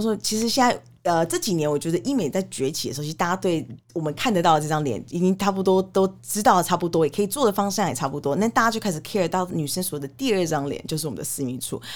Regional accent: Canada; now in Taiwan; 我小时候在加拿大长大，我们其实从国小就会接触所谓的性教育

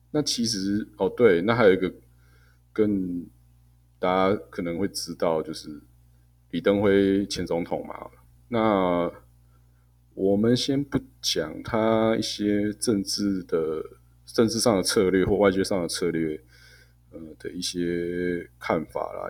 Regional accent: Taiwan; 我们台湾人可能大部分人毕业的那一瞬间

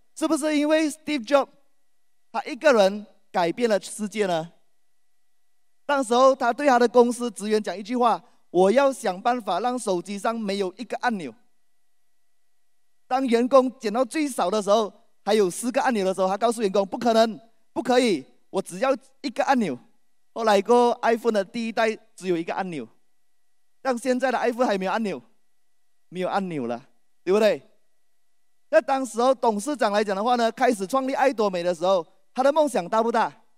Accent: Malaysia; 我来自马来西亚

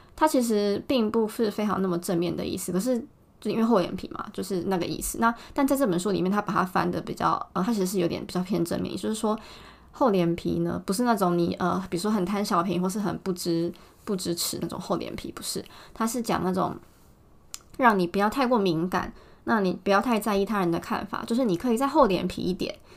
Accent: Taiwan; also born or lived in Tokyo, Japan; now in Japan; 我觉得对我们台湾人的印象来说呢

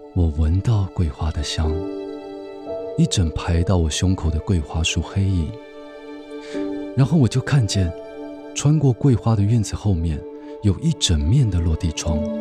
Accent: Taiwan; 然后我是台湾人

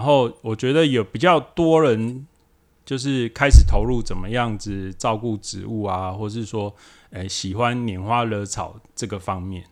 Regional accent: Taiwan; 我们台湾这边

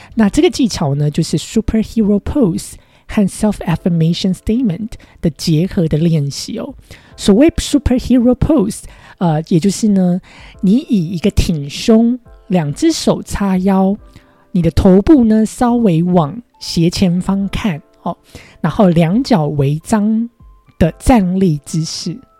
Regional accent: Taiwan; moved away as an adult; now in United States; 我在亚洲长大，在台湾长大

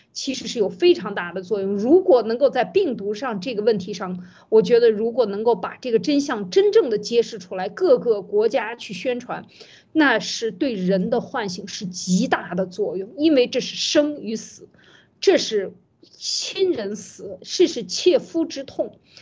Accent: China; 我们中国人

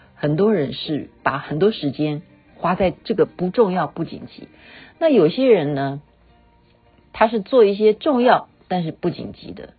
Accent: China; 这不是只是我们中国人讲的搞定，它是老外写的

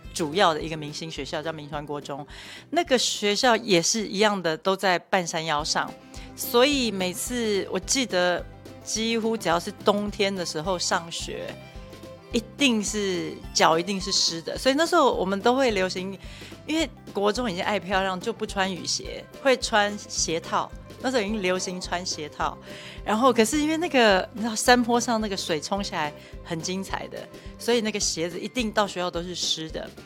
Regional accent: Keelung, Taiwan; moved away; 我的家乡在基隆，因为离台北非常近，所以我每个礼拜回家乡

